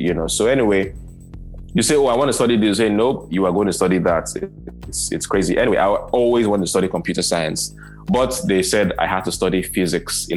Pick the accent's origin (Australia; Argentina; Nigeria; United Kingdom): Nigeria; I was born in Black Africa, I was born in Nigeria, third world Africa